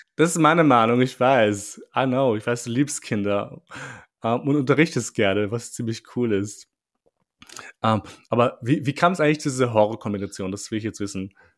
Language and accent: German; Vienna, Austria; bei uns war es ein bisschen anders, also in Wien zumindest, weil die Schule, die ich besucht habe, war voller Ausländer